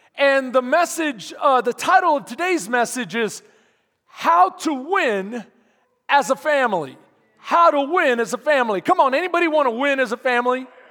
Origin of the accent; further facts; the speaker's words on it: Houston, Texas, United States; now in Bastrop, United States; I'm from Houston, second ward, third ward.